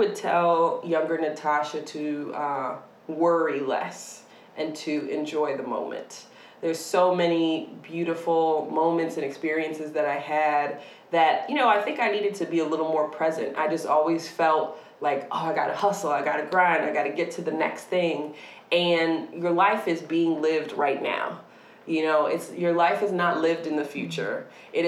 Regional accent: Syracuse, New York, United States; moved away; growing up in Syracuse, New York

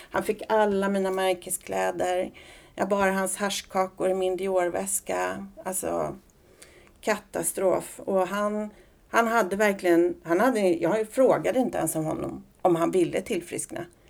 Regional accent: Solna, Stockholm County, Sweden; also born or lived in Las Palmas, Spain / Söråker / Sollentuna; sen i årskurs två eh, så fick mamma en lägenhet i Solna. Så där eh, växte jag upp

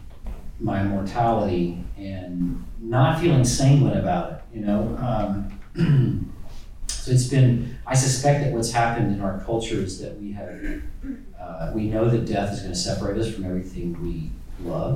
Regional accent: United States; I'm an American

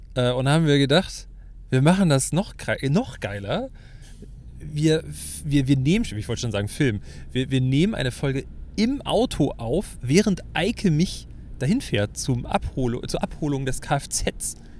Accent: Hamburg, Germany; bei uns in Hamburg

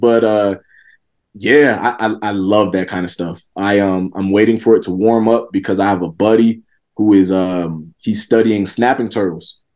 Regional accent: Georgia, United States; this was in Georgia

